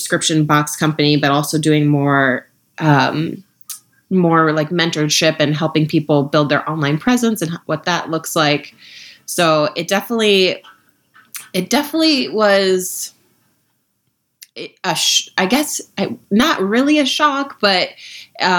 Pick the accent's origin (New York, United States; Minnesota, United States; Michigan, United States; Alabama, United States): Minnesota, United States; moved away; also born or lived in Ohio / Washington, D.C.; I'm from Minnesota, grew up in Minnesota and Ohio